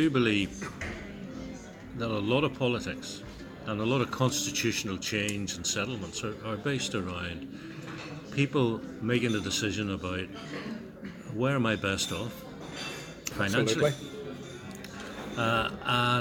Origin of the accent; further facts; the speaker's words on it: Ulster, Northern Ireland, United Kingdom; what I am, which was the old John Hewitt notion of I'm an Ulsterman, but I'm also Irish, British and European